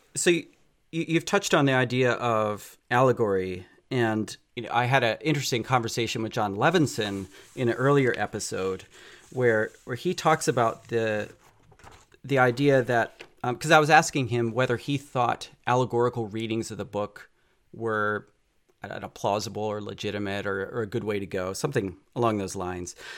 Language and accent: English; near Philadelphia, Pennsylvania, United States; I grew up on the East Coast near Philadelphia